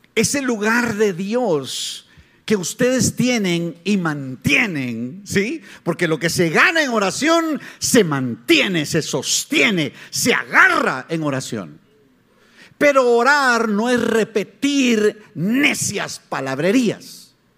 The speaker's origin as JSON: {"language": "Spanish", "country": "Guatemala", "said": "soy chapín, soy guatemalteco"}